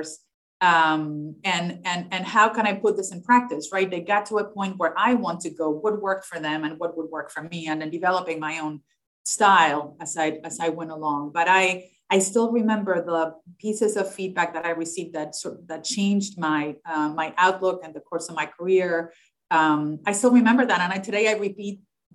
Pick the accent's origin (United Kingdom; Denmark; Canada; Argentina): Argentina; English is a second language; moved away; I had an accent. I was from Argentina. I was not American.